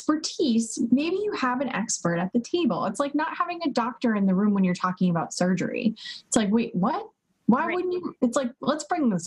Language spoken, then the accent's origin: English; Connecticut, United States; And I grew up in Connecticut, relatively similar to New Hampshire.